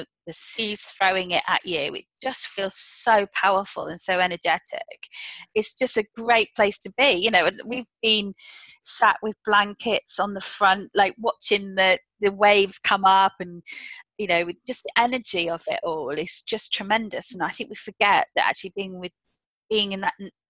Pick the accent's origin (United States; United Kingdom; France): United Kingdom; as British citizens